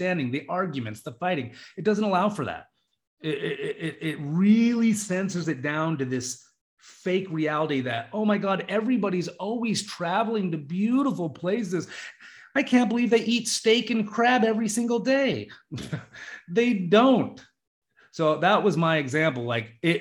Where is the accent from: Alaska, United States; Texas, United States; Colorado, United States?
Alaska, United States; Juneau; I was in Juneau, my hometown